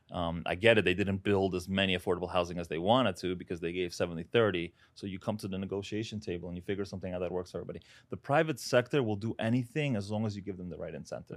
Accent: New York City, New York, United States; also born or lived in Uzbekistan; I was, uh, born there, moved here when I was seven years old. grew up in Brooklyn

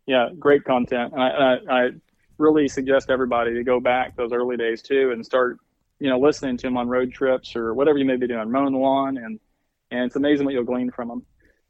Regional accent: Arkansas, United States; we'd had a family farm that I grew up on in Arkansas.

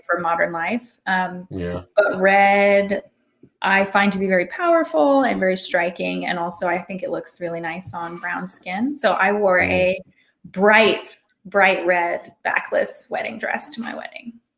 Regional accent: Hawaii, United States; I'm from Hawaii

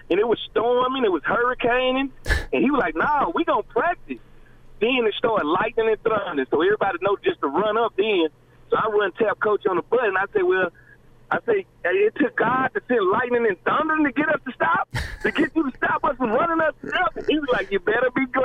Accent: the South, United States; I'm from the South

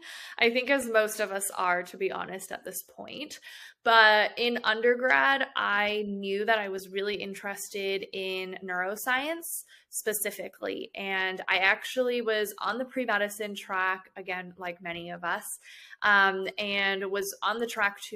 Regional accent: Chicago, Illinois, United States; now in Atlanta, United States; I'm originally from Chicago, and I went to the University of Illinois at Chicago for both my undergraduate and graduate degrees.

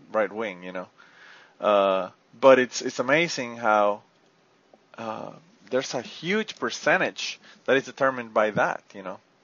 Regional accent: Puerto Rico; I'm from Puerto Rico

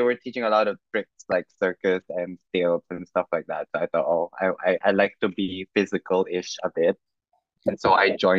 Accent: Macau; moved away as an adult; now in Taiwan; I am born and raised in Macau by a full-bred Filipino. And then currently based in Taiwan.

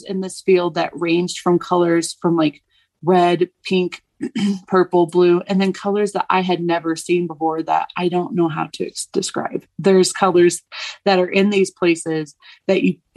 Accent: the South, United States; I'm from the South

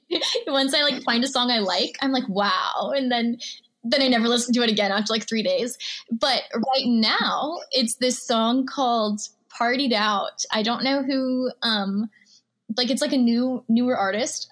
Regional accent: Missouri, United States; also born or lived in Houston, Texas; I grew up in Missouri. So I lived in a very small town. I actually moved there in the sixth grade

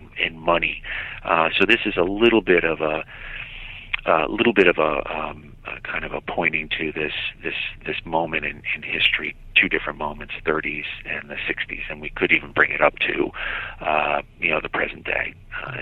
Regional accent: Providence, Rhode Island, United States; now in Minnesota, United States; growing up in Providence

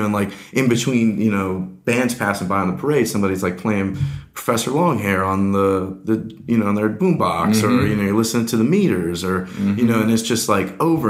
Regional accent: New Orleans, Louisiana, United States; also born or lived in West Coast; now in Atlanta, United States; I had done a lot in church as I was a kid growing up in New Orleans.

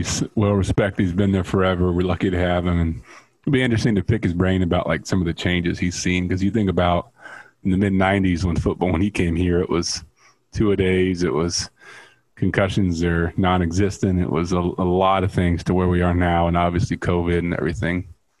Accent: Chicago, Illinois, United States; Because a Bulls fan, because I grew up there. I was like, oh, I'm from Chicago.

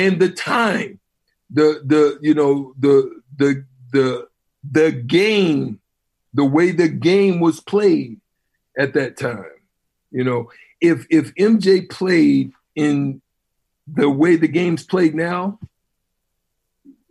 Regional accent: Auburn, Alabama, United States; I'm from Auburn. I was born in Auburn

